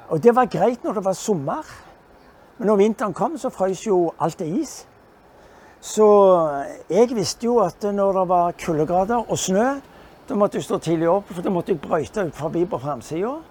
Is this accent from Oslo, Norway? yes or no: no; Stavanger, Rogaland, Norway; also born or lived in England; Så jeg er født i England, der derav navnet Cave. Eh, min mor fra Stavanger ble gift med en engelskmann. Eh, et ulykkelig eh, ekteskap på mange måter. Hvor hun til slutt eh, velger å vende tilbake til Norge, til Stavanger.